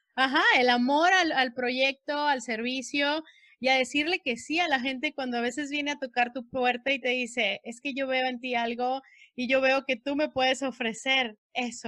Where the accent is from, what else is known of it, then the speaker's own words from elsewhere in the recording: Sonora, Mexico; moved away; also born or lived in Mexicali, Baja California; Soy nacida en Sonora